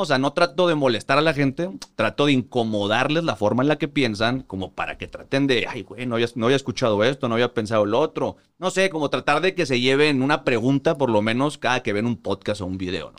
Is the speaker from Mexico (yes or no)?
yes; Monterrey, Nuevo León, Mexico; moved away as an adult; also born or lived in Mexico City; yo soy de Monterrey. Toda la vida eh, crecí, eh, nací, crecí, me crié en Monterrey